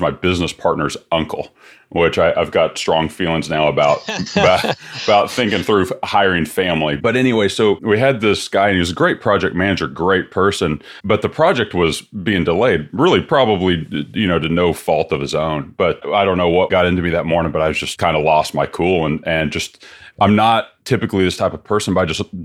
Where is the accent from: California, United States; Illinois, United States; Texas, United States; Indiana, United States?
Texas, United States; Austin; Dell, which is headquartered here in my hometown of Austin